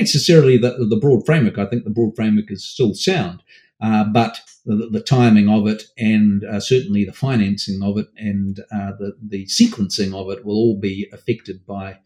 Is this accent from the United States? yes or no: no; Auckland, New Zealand; I grew up in Mount Roskill, suburb in Auckland